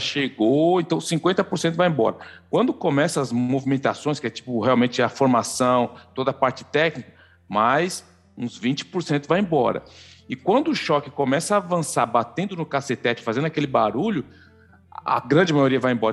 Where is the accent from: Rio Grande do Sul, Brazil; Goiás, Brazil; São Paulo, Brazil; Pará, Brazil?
São Paulo, Brazil; now in Canada; Zona Leste Fundos, sou de Itaquera